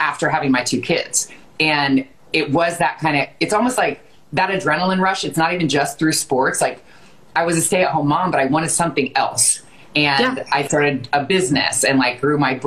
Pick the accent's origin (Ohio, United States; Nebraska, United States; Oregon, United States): Ohio, United States; Westerville; you are from my hometown and we went to the same high school